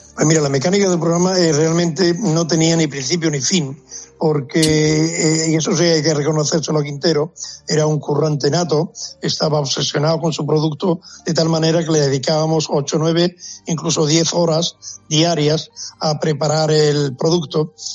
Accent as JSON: {"language": "Spanish", "region": "Andalusia", "country": "Spain", "said": "cómo somos los andaluces"}